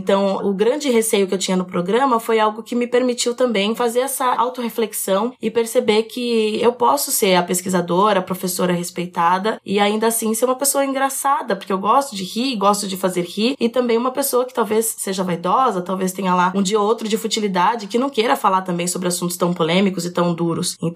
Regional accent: São Paulo, Brazil; also born or lived in Itu; Eu sou. Eu sou paulista. Paulista.

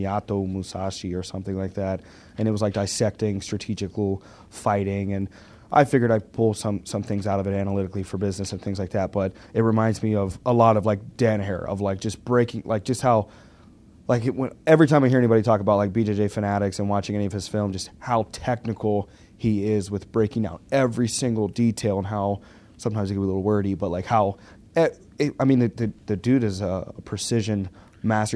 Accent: Pittsburgh, Pennsylvania, United States; also born or lived in Arkansas; I was in Arkansas mm-hmm. till I was ten, and then I was in uh, Pittsburgh

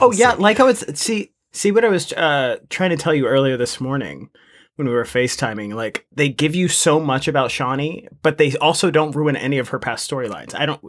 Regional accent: United States; I'm actually from America

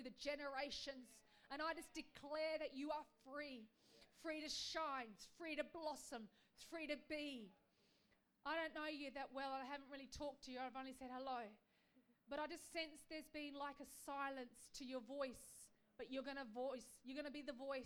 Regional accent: Australia; we as Aussies

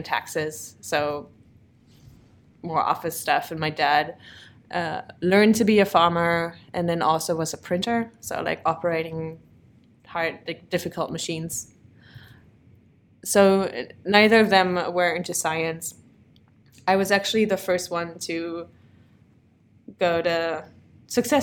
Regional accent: Bad Fallingbostel, Lower Saxony, Germany; moved away as an adult; also born or lived in Krelingen / Braunschweig; now in United States; I'm originally from Germany

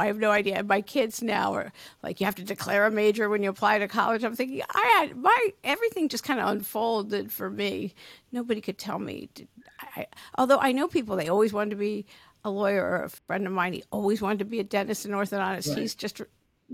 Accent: East Coast, United States; moved away as an adult; now in California, United States; I'm from the East Coast originally

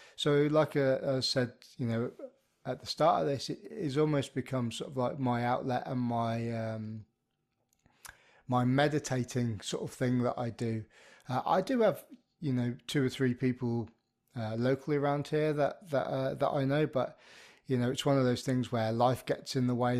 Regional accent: Birmingham, West Midlands, United Kingdom; I grew up in the Midlands of the U K, um, ara, around, uh, around the Birmingham area

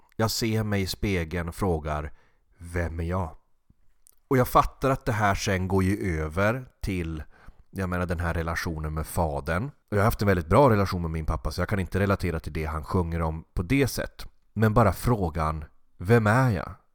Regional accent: Norrbotten County, Sweden; jag är från Norrbotten

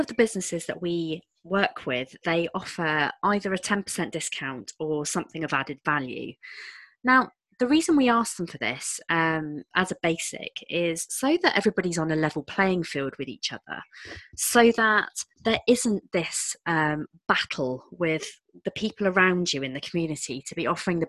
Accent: United Kingdom; we're British

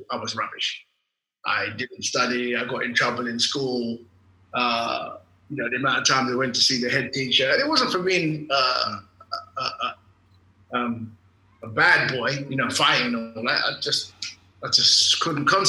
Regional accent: London, United Kingdom; I was born and raised in England, London, England, Golders Green, actually, right in the heart of the Jewish community.

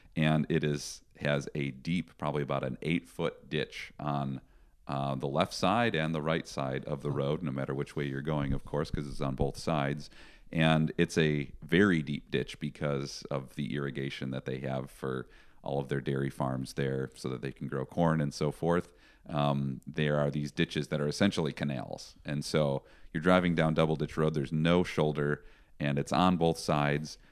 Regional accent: Chicago, Illinois, United States; moved away as an adult; also born or lived in Vancouver, Canada / Bellingham, Washington / Sumas, Washington; I was born and raised in the Chicago area

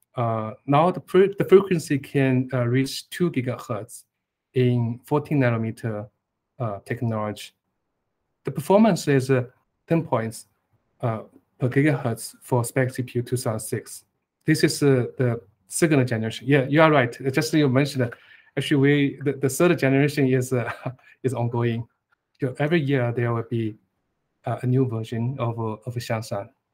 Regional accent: eastern China, China; I was born in Eastern China

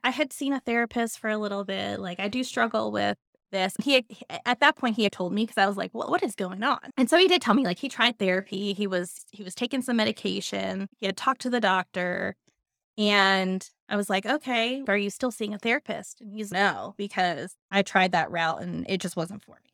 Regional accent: Centreville, Virginia, United States; I grew up in Centerville, Virginia.

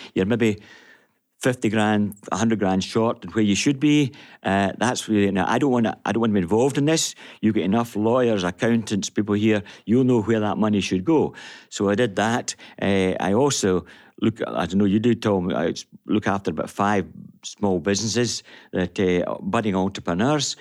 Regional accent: Glasgow, Scotland, United Kingdom; I'm born and bred in Glasgow.

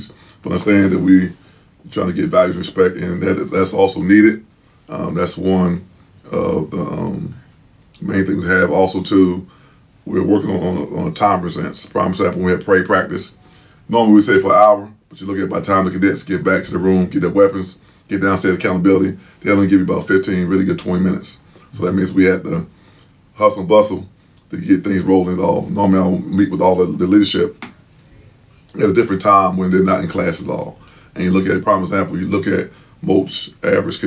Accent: Chester, Pennsylvania, United States; moved away as an adult; from a town called Chester, Pennsylvania.

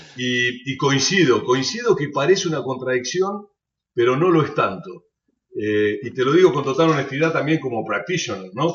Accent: Argentina; sobre Argentina, mi país

